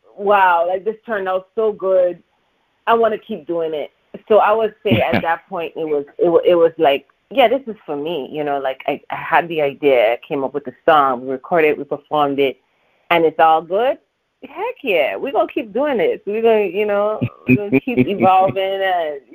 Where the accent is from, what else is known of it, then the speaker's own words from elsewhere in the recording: U.S. Virgin Islands; now in Los Angeles, United States; I'm actually originally from St. Thomas, Virgin Islands